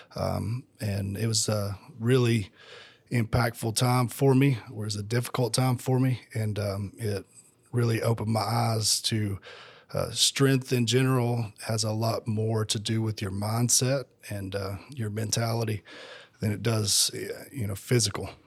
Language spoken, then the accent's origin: English; Tennessee, United States; moved away as an adult; now in Georgia, United States; I'm originally from Tennessee. Um, I came down to Georgia in two thousand fifteen